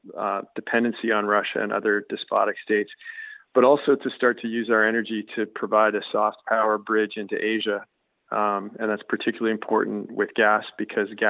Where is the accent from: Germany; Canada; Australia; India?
Canada; as a Canadian